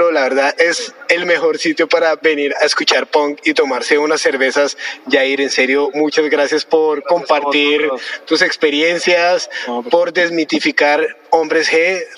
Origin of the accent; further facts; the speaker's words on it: Colombia; que somos colombianos